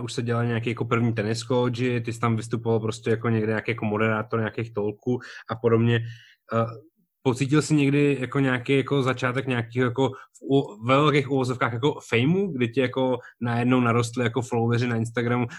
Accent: Prague, Czechia; jsem byl prostě z Barandova

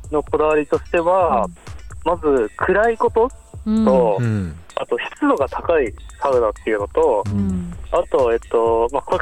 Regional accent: Saitama, Japan; also born or lived in Sapporo, Hokkaido; now in Teshikaga, Japan; 僕はそうですね、埼玉出身です。

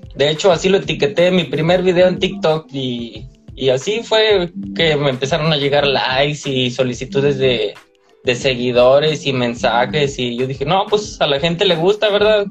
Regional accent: San Luis Potosí, Mexico; now in Monterrey, Mexico; En San Luis Potosí, soy originario de San Luis Potosí

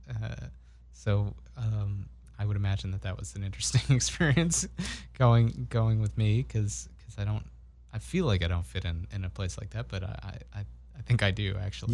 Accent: Brookline, Massachusetts, United States; growing up in Brookline

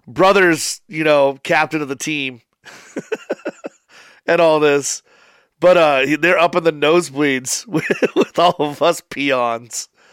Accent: Papillion, Nebraska, United States; I'm from Papillion. I live ten minutes away

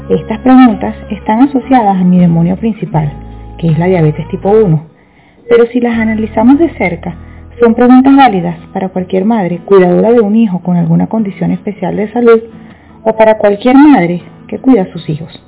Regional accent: Venezuela; Soy venezolana y madre de un niño con diabetes tipo 1.

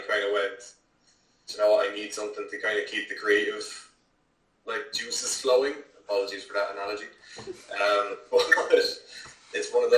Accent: Wexford, Leinster, Ireland; also born or lived in Dublin / Waterford / Carlow; I'm born in Dublin, raised in Wexford, lived in Waterford, Carlow, pretty much all around the feckin' place

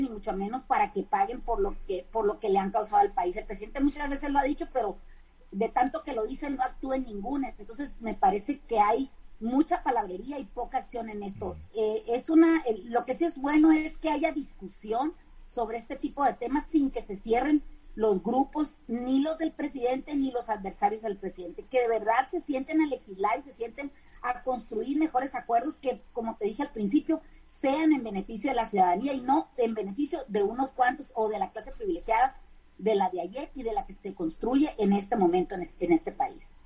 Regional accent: Mexico; a los mexicanos nos llegue más barato el recibo de la luz

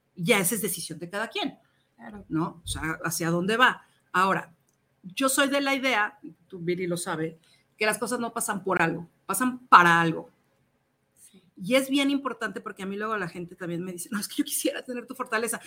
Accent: Querétaro, Mexico; now in Mexico City, Mexico; Yo soy queretana. Llego a vivir a México

